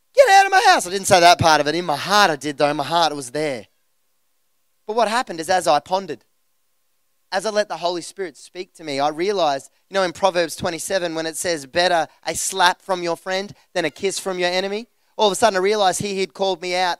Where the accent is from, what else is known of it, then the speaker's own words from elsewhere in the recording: Geelong, Victoria, Australia; the church that we grew up in Geelong